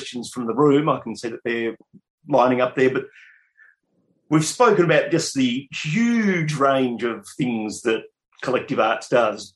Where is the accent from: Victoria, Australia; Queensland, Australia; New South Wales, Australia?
Victoria, Australia; Bendigo; first time caller from sunny Bendigo, my hometown